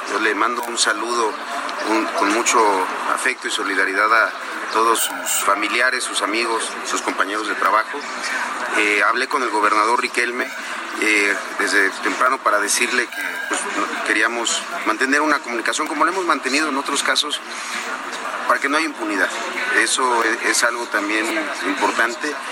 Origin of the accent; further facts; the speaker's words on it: Mexico; como mexicanos, vaya.